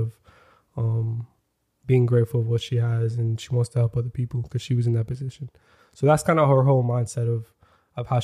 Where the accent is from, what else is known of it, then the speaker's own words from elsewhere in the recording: Florida, United States; moved away as an adult; also born or lived in New York; now in Los Angeles, United States; I grew up in Florida. I was there from till 19 years old